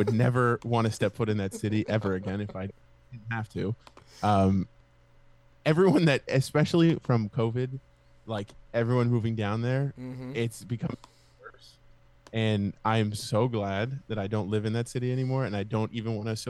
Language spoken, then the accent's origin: English; Miami, Florida, United States; moved away; My hometown, Miami.